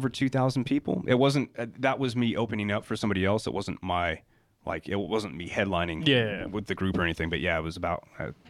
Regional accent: United States; accent: Kiwi; now in New Zealand; They had me in the 80s and I was born in the States and then came here for like the first, I think, 2 or 3 years of my life.

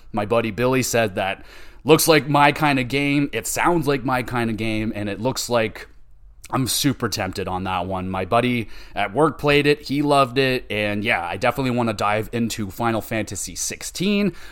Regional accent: Canada; I am Canadian

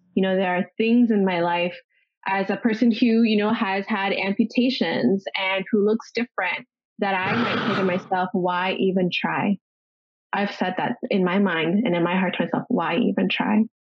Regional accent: Ontario, Canada; now in Los Angeles, United States; I'm originally from Ontario and I am currently living in Los Angeles

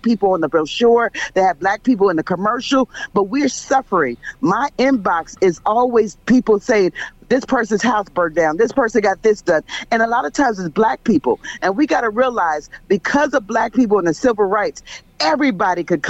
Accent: Philadelphia, Pennsylvania, United States; I'm from Philadelphia

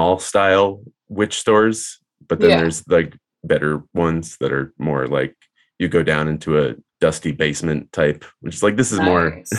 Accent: Marshfield, Massachusetts, United States; I grew up like an hour south of Boston in a town called Marshfield

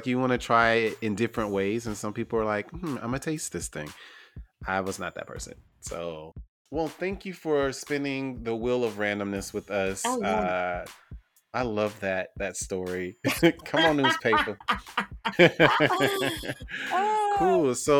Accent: the South, United States; I'm from the South

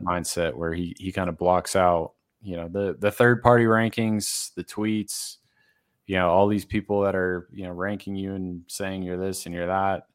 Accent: Massachusetts, United States; now in Denver area, United States; I grew up in Massachusetts

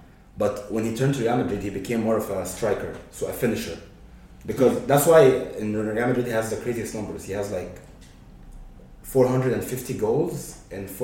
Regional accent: Egypt; I'm from Egypt.

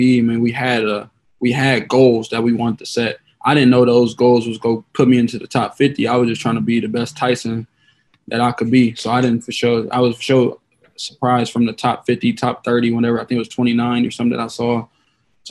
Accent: Toledo, Ohio, United States; my hometown in Toledo.

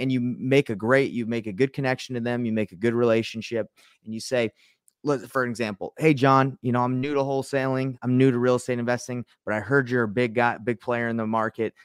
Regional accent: Utah, United States; I'm from Utah

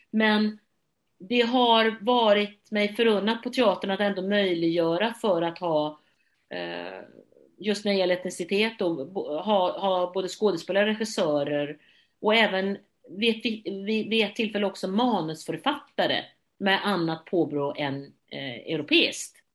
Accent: Gothenburg, Västra Götaland, Sweden

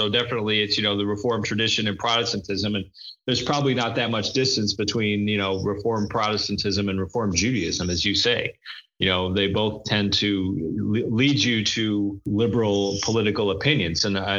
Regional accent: Lansing, Michigan, United States; moved away; also born or lived in Chicago; I'm from Lansing, Michigan. And lived in Chicago for many years. I'm a Midwesterner. I'm middle-aged. I'm Protestant.

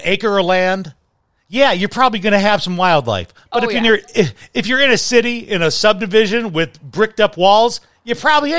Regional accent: Chicago, Illinois, United States; also born or lived in Salt Lake City / Flint, Michigan; now in Arizona, United States; my hometown of Chicago

